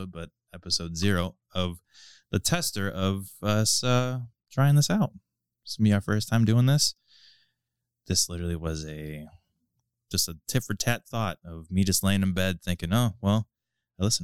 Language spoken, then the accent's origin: English; Lorain, Ohio, United States; also born or lived in Firelands School District, Ohio; for a majority of my life, I grew up in South Lorain